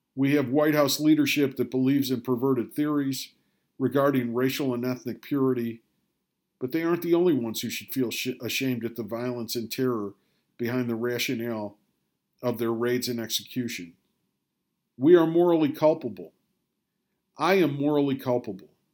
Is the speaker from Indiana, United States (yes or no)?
no; Rochester, New York, United States; I was raised in Rochester, New York.